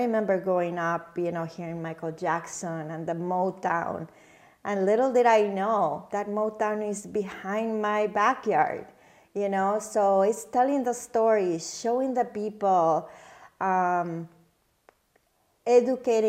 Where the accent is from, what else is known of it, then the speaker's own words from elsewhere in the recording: Mexico; now in Michigan, United States; me growing up in Mexico